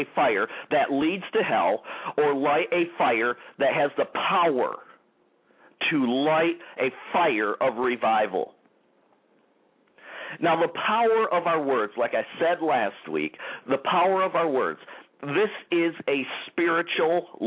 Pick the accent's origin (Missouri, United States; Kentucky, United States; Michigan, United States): Michigan, United States; Detroit; Rochester Hills, Michigan, the Detroit area, my hometown, baby, the Motor City area